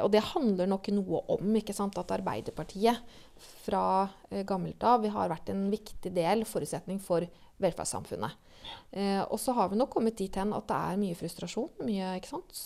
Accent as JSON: {"language": "Norwegian", "country": "Norway", "tie": "born or raised there", "said": "jeg har vokst opp på Refsnes"}